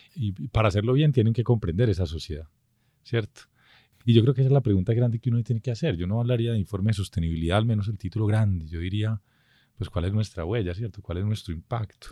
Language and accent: Spanish; Colombia; somos un país que es un arco de culturas